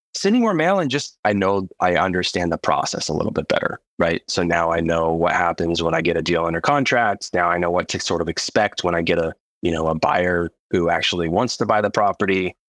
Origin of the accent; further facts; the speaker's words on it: Idaho, United States; I'm from Idaho, the great state of Idaho